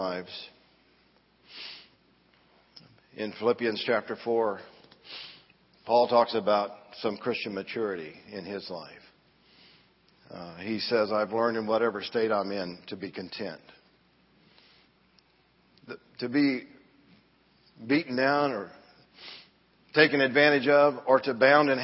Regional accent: Danville, Illinois, United States; I grew up in Southside Church of the Nazarene, Danville, Illinois

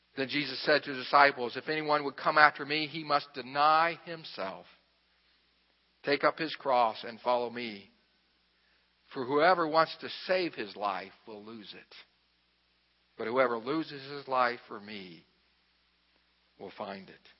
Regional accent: Xenia, Ohio, United States; I'm from Xenia, Ohio.

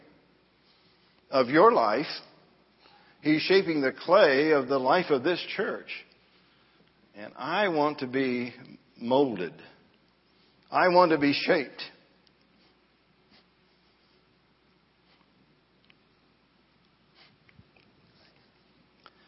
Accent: Danville, Illinois, United States; I grew up in Southside Church of the Nazarene, Danville, Illinois

